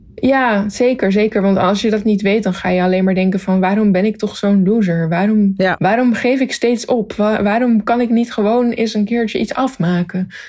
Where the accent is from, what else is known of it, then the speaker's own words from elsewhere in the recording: Zoetermeer, South Holland, Netherlands; moved away as an adult; also born or lived in Leidschendam / The Hague; now in Tokyo, Japan; ik ben dus geboren in Leidsendam, maar dat was omdat ze in Zoetermeer nog geen ziekenhuis hadden. Want daar eh, ben ik opgegroeid